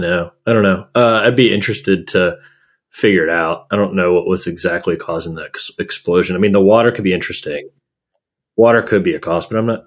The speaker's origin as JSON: {"language": "English", "region": "Gulf Coast of Texas", "country": "United States", "moved": "yes", "said": "I'm from the Gulf Coast of Texas. I'm from like you know the refinery refining alley"}